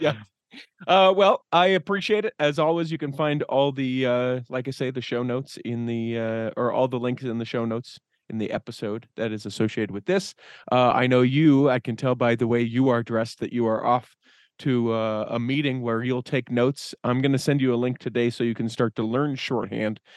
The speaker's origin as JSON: {"language": "English", "region": "Utah", "country": "United States", "said": "we're from Utah"}